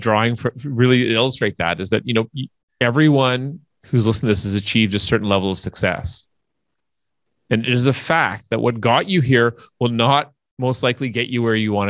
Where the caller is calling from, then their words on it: Toronto, Ontario, Canada; I'm calling in from Toronto, Canada.